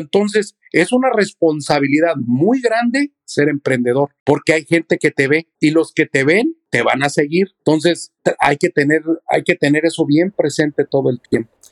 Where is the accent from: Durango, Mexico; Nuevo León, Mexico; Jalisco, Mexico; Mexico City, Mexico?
Mexico City, Mexico; now in United States; yo soy de México, yo vine de la Ciudad de México